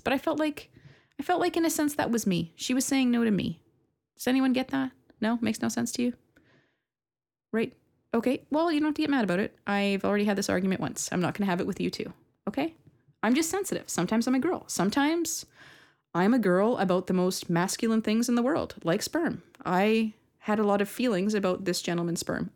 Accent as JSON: {"language": "English", "country": "Canada", "said": "I'm very Canadian"}